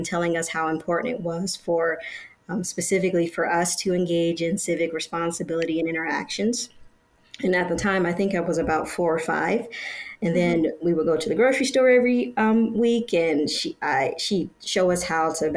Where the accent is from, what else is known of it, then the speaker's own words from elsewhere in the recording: Detroit, Michigan, United States; We were growing up in Detroit, Michigan.